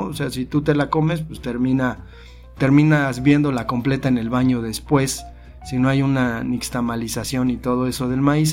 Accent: Mexico; somos mexicanos

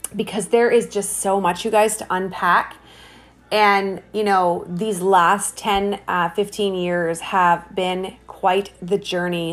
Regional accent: Hamilton, Ontario, Canada; I was, um, born and raised in Hamilton, Ontario, Canada

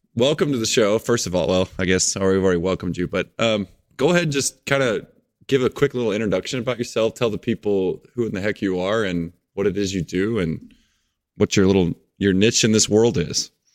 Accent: Springfield, Missouri, United States; I'm from Missouri too. I'm down kinda where the Springfield area is

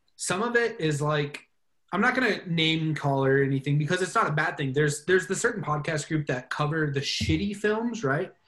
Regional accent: United States; as an American

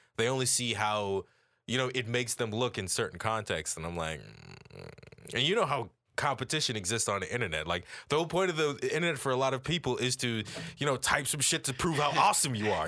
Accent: Jamaica; as Jamaican people

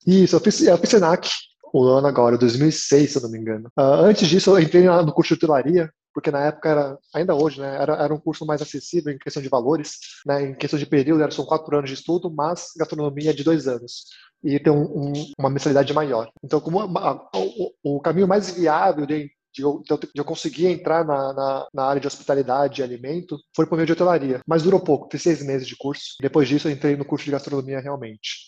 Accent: Brazil; also born or lived in New York, United States; E eu sendo coreano brasileiro

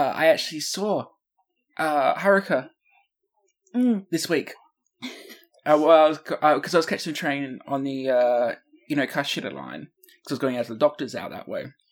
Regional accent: Australia; we're from Australia where the drinking age is respectfully 18

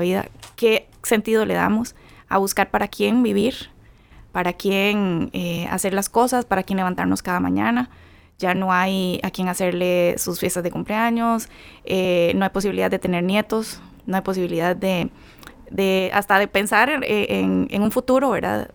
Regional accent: Costa Rica; soy de Costa Rica.

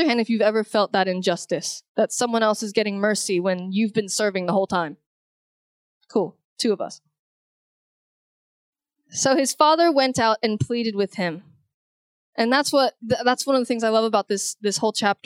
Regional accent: Houston, Texas, United States; I grew up, I'm originally from Houston, Texas

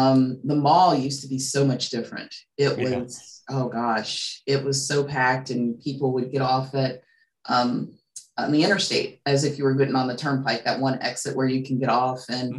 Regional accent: Charleston, West Virginia, United States; I grew up in Kanawha City, went to Chamberlain, Horseman, and I was the last class of Charleston High.

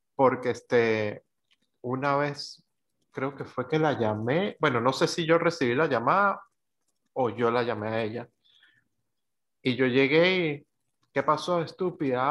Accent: Venezuela; moved away; desde que salí de Venezuela

